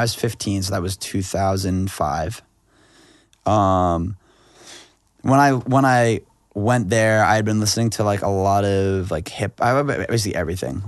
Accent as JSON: {"language": "English", "town": "Freeport", "region": "Maine", "country": "United States", "tie": "born or raised there", "also_born_or_lived": "Argentina / Syracuse / New York City / Los Angeles", "moved": "as an adult", "said": "We're from Freeport"}